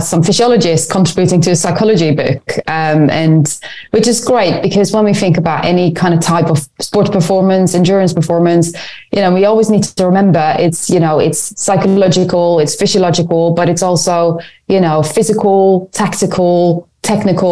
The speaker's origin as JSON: {"language": "English", "country": "Netherlands", "tie": "born or raised there", "also_born_or_lived": "Lund, Sweden / Edinburgh, United Kingdom", "moved": "as an adult", "lives_now": "London, United Kingdom", "said": "I grew up in the Netherlands."}